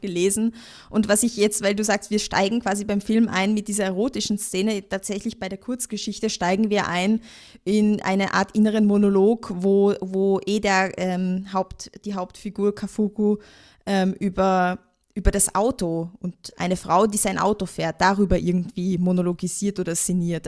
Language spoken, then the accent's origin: German; Austria; bei uns in Österreich